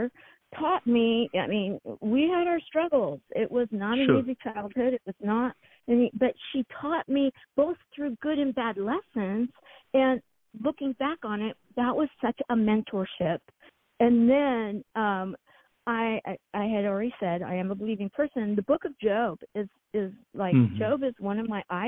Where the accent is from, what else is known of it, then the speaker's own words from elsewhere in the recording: San Diego County, Southern California, United States; I was raised in Southern California in San Diego County